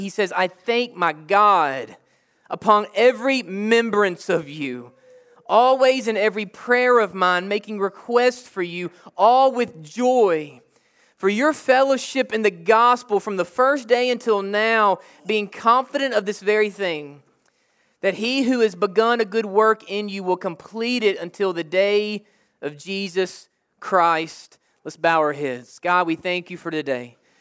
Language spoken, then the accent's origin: English; Jackson, United States; now in Huntington, United States; I'm from Jackson